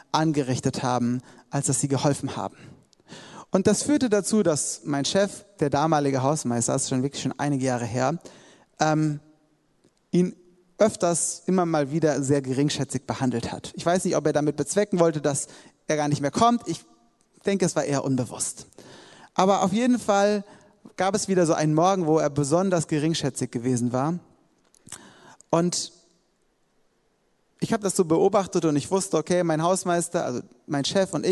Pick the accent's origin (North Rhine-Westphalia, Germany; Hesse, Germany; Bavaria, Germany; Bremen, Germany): Hesse, Germany; ich komme eigentlich aus Hessen und habe hier als Zivildienstleistender mitgearbeitet